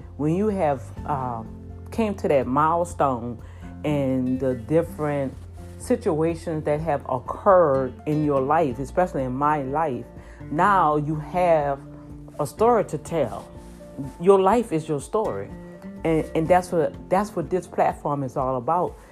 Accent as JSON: {"language": "English", "town": "New Orleans", "region": "Louisiana", "country": "United States", "tie": "born or raised there", "also_born_or_lived": "Houston, Texas", "moved": "as an adult", "lives_now": "near Houston, United States", "said": "in my hometown, in New Orleans, Louisiana, where I was born and raised."}